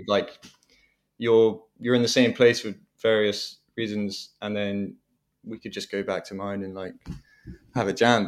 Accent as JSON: {"language": "English", "area": "Devon", "region": "South West England", "country": "United Kingdom", "tie": "born or raised there", "said": "Devon in the West Country"}